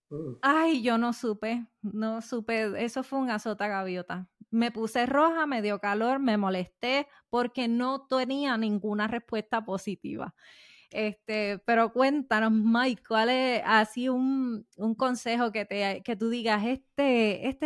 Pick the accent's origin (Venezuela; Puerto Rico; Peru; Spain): Puerto Rico; somos boricuas, somos boricuas y el tono sube.